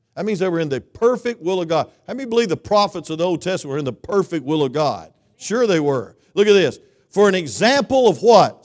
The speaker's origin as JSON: {"language": "English", "region": "South Georgia", "country": "United States", "moved": "yes", "lives_now": "North Georgia, United States", "said": "I'm from South Georgia"}